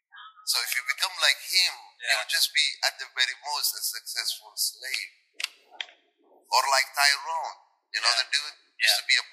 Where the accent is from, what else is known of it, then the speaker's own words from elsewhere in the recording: Somalia; now in Ottawa, Canada; It's the thousands who have trained me growing up in Somalia, growing up in different places, and coming to Canada.